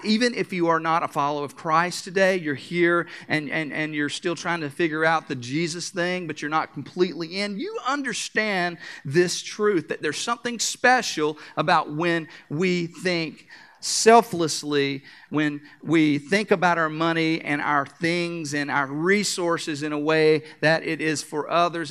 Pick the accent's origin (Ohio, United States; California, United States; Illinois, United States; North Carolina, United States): North Carolina, United States; I am from North Carolina